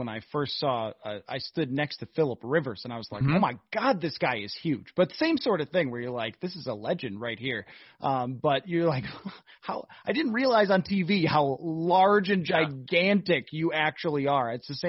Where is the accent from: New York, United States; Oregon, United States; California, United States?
New York, United States; Buffalo; I'm from Buffalo